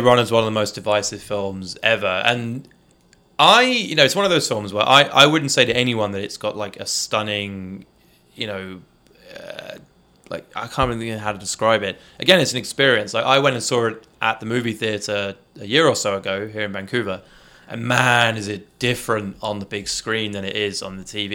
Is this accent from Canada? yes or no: no; United Kingdom; coming from the U K where, you know, there's, there's large Muslim populations and, uh, and Indian populations in, in my hometown